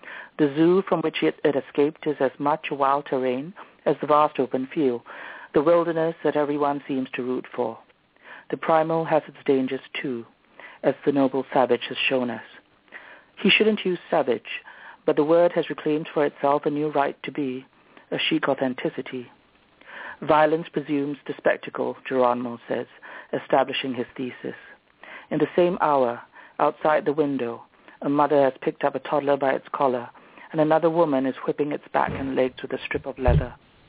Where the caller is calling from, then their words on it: Singapore; … from Singapore.